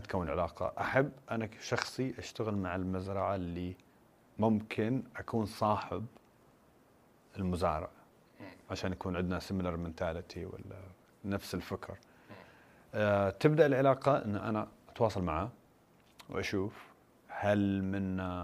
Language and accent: Arabic; Qatif, Eastern Province, Saudi Arabia; also born or lived in United States; انا من القطيف بورن ريز ذير بس ان انا عشت في امريكا فتره الدراسه